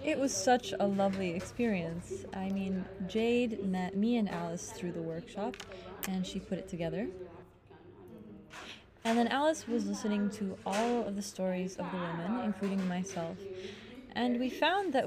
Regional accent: Ethiopia; moved away as an adult; now in Lebanon; A lot of us women, we come from Ethiopia for work

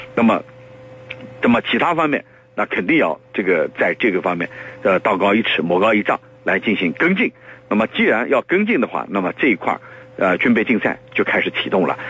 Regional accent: China; 我们中国人，刚才我讲了，我们东方人他是比较内敛的

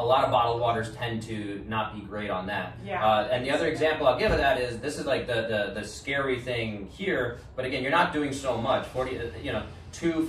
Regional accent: New York City, New York, United States; I'm from New York City where the tap water is considered one of the best in the world

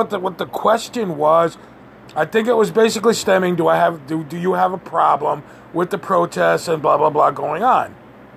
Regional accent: Western Massachusetts, United States; I'm from Western Massachusetts

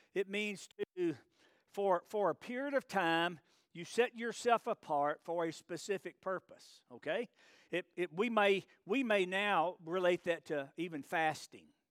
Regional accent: Alabama, United States; I was born in Alabama

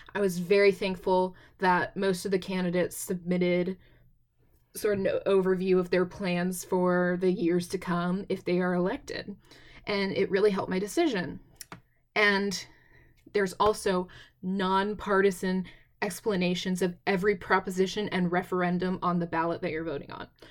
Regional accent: Texas, United States; I'm from Texas

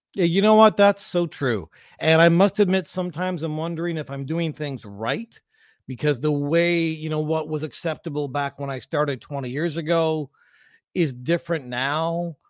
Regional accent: London, Ontario, Canada; I grew up in London, Ontario

